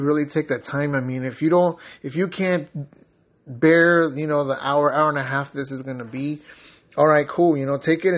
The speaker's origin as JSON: {"language": "English", "town": "San Diego", "region": "California", "country": "United States", "moved": "yes", "said": "I'm originally from San Diego, California"}